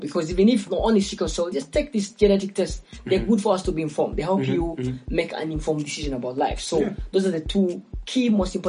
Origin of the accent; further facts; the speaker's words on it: Kampala, Central Region, Uganda; So I grew up in Kampala.